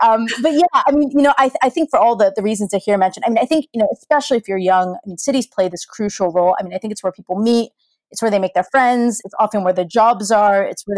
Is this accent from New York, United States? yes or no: no; San Francisco Bay Area, California, United States; moved away as an adult; also born or lived in Los Angeles; now in London, United Kingdom; I grew up in the San Francisco Bay Area.